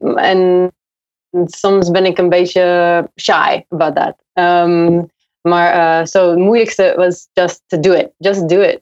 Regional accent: United States; Dutch is a second language; moved away as an adult; now in Utrecht, Netherlands; Ja, ik kom uit Amerika. En ja, ik heb vier jaar geleden, ik ben vier jaar geleden naar Utrecht verhuisd.

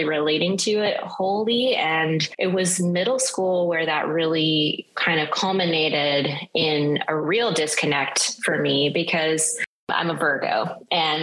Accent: the South, United States; moved away; as someone growing up in the South

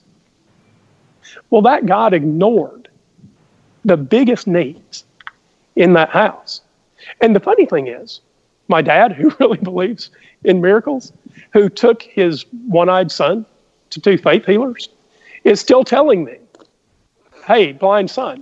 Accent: the South, United States; we both grew up in the same place. We grew up in the South.

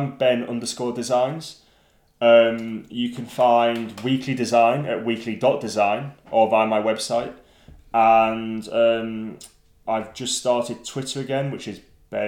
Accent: Lake District, North West England, United Kingdom; I grew up in the Lake District

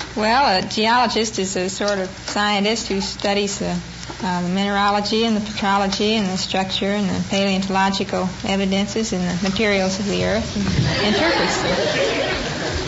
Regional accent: Waco, Texas, United States; moved away; I was born in Waco

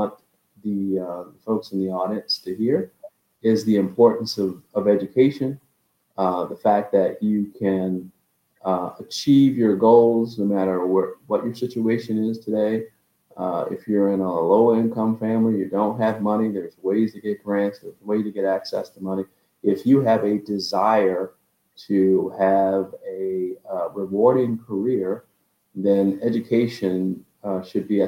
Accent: West Palm Beach, Florida, United States; moved away as an adult; also born or lived in Texas; a typical kid growing up in West Palm Beach, Florida.

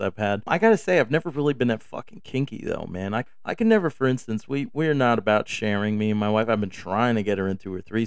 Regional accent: New York, United States; moved away; also born or lived in Texas; I came from New York

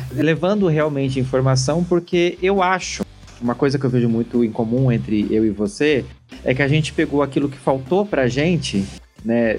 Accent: Santa Catarina, Brazil; now in São Paulo, Brazil; eu sou de Santa Catarina

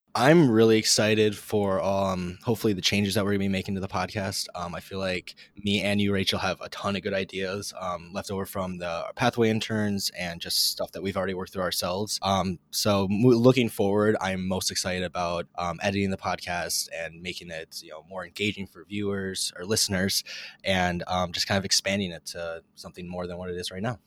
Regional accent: Eagan, Minnesota, United States; moved away as an adult; now in Lincoln, United States; I'm originally from Eagan, Minnesota, but now I go to school at the University of Nebraska

